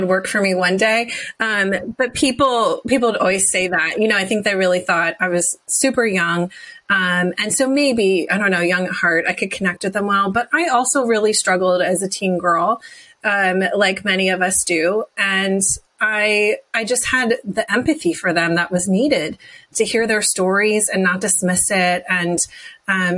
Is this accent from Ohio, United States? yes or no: no; New Jersey, United States; I grew up in New Jersey in a tiny little farm town